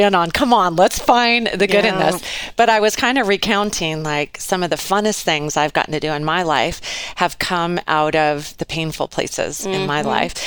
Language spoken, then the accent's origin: English; Lewiston, Idaho, United States; moved away as an adult; now in Coeur d'Alene, United States; I grew up in Lewiston, and I lived there till I was about 20.